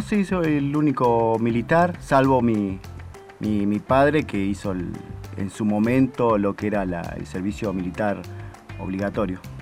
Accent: Rafael Castillo, Buenos Aires Province, Argentina; now in Antarctica; Soy de la provincia de Buenos Aires, eh, Rafael Castillo

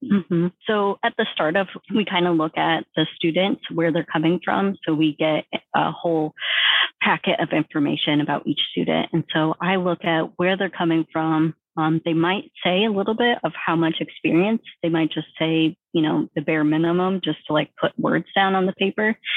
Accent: Northeast Iowa, United States; moved away as an adult; I'm from Northeast Iowa

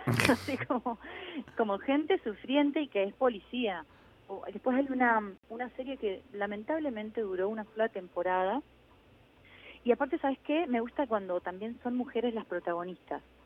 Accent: Mendoza, Argentina

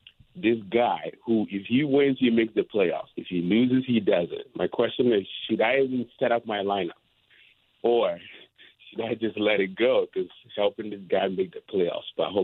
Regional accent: Ghana; moved away; I am from Ghana originally.

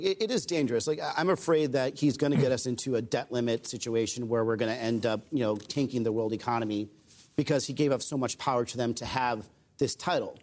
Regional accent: Arizona, United States; I grew up in Arizona

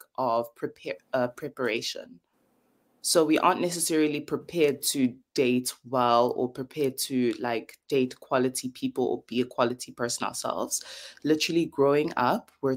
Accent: KwaZulu-Natal, South Africa; I'm South African

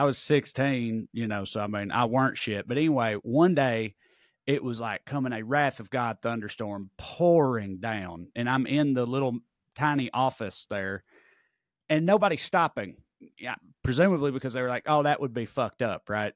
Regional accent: Salina, Kansas, United States; born or raised there

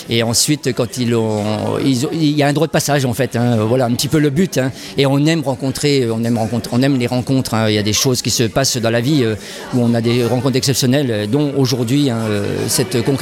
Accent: Épinal, Grand Est, France; born there; Je suis né à Épinal.

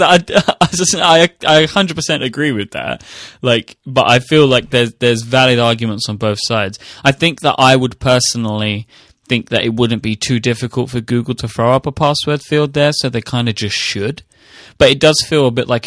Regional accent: United Kingdom; I'm a British person.

